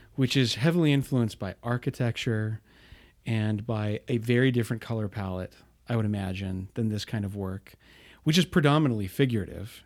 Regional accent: Bountiful, Utah, United States; I grew up in Bountiful, not far away from you

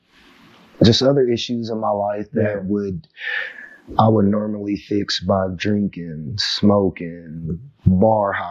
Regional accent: Chickasha, Oklahoma, United States; growing up in Chickasha, Oklahoma

